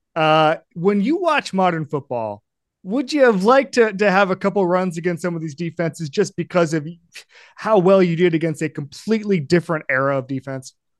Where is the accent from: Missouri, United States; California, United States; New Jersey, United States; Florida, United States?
Florida, United States; I grew up in Florida